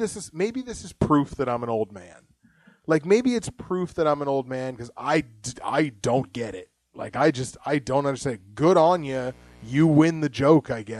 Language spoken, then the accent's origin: English; Canada; we're Canadian